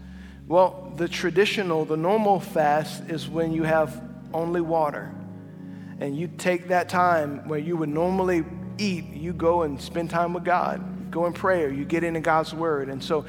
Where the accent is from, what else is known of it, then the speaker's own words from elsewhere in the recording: Cajun, Louisiana, United States; As a Cajun